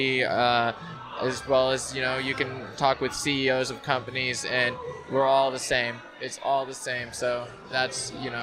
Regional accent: Idaho, United States; moved away; also born or lived in California; growing up there in Idaho. And so growing up there, and although I was born in California

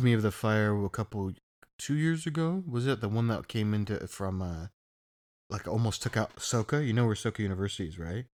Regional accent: East Coast, United States; now in Orange County, United States; I come from the East Coast

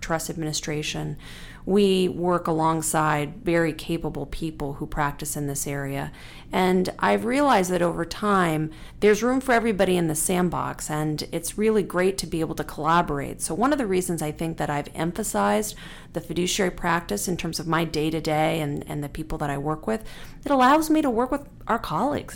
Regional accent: Tucson, Arizona, United States; I'm a third generation Tucson, and I, I, I love my hometown

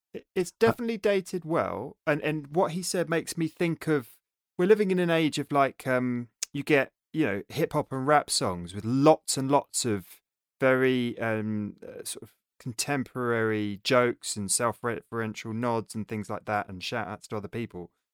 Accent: England, United Kingdom; we're all English

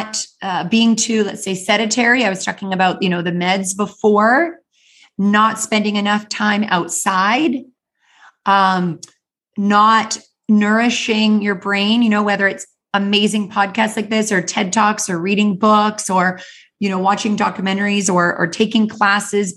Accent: Canada; I grew up in the Canadian Rocky Mountains

